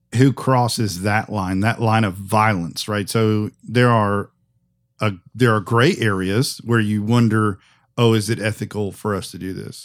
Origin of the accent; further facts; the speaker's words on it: United States; as an American